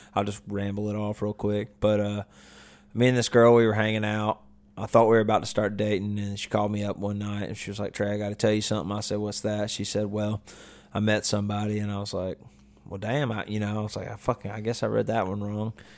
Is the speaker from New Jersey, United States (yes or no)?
no; Vestavia Hills, Alabama, United States; now in Nashville, United States; where I grew up, I went to Vestavia, which is, like, you know, rich kids